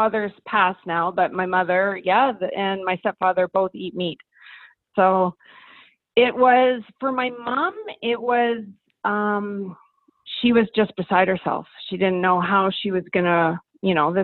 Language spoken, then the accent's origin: English; Kelowna, British Columbia, Canada; I am from Kelowna, British Columbia